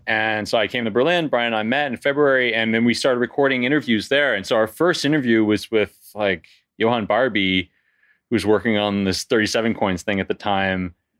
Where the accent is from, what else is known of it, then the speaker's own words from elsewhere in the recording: Canada; moved away as an adult; now in France; I'm originally from Canada, and I moved to France in my early twenties.